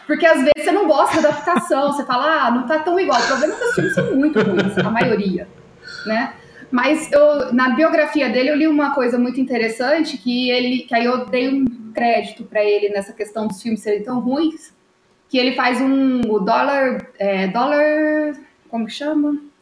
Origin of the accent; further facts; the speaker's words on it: Poços de Caldas, Minas Gerais, Brazil; sou de Poços de Caldas